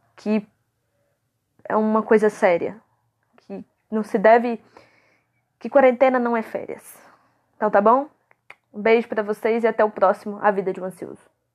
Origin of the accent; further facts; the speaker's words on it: Contagem, Minas Gerais, Brazil; eu sou de Contagem, Minas Gerais